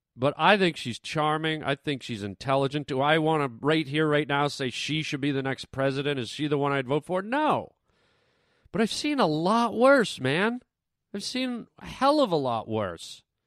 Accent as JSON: {"language": "English", "country": "Canada", "moved": "yes", "lives_now": "United States", "said": "I'm Canadian"}